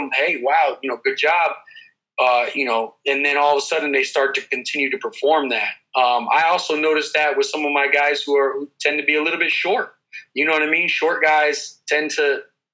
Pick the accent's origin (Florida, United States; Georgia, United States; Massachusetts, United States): Florida, United States; Clearwater; I grew up here in Central Florida, Clearwater, Dunedin area